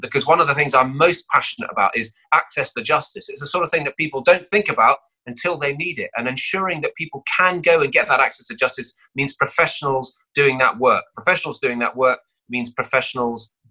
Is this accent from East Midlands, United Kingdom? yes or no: no; Cheltenham, South West England, United Kingdom; this is where I grew up.